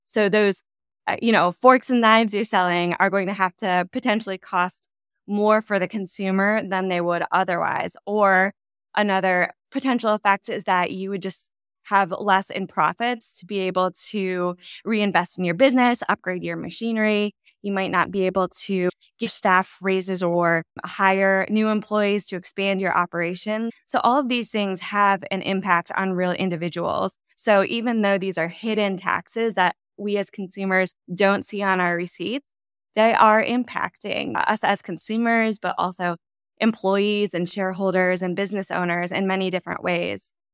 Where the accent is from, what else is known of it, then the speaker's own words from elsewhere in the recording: just west of Chicago, Northern Illinois, United States; moved away; I am from Northern Illinois, just west of Chicago